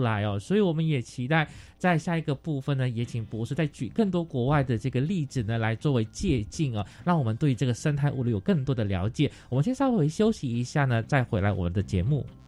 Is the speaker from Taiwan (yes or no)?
yes; Taitung, Taitung County, Taiwan; 我是来自台东的